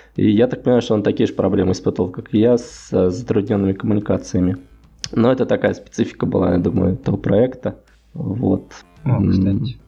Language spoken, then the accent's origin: Russian; Voronezh, Voronezh Oblast, Russia; moved away as an adult; now in Saint Petersburg, Russia; иногда в Воронеж домой